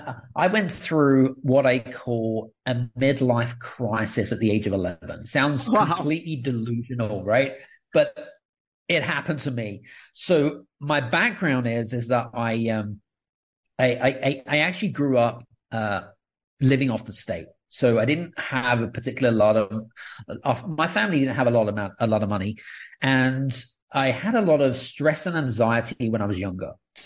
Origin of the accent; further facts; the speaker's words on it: United Kingdom; accent: British; now in Cyprus; Yeah, so I'm British. So I've got a British accent, but I'm actually living in Cyprus